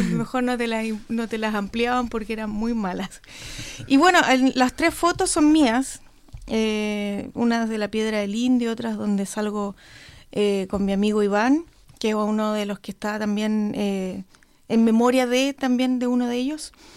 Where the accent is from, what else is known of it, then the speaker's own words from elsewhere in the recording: Coyhaique, Aysén, Chile; yo soy de Coyhaique